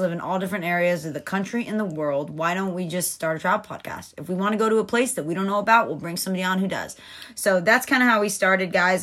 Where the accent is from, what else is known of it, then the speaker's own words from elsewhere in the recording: Atlanta, Georgia, United States; moved away as an adult; also born or lived in Fort Myers, Florida; now in Naples, Florida, United States; I am from Atlanta, Georgia.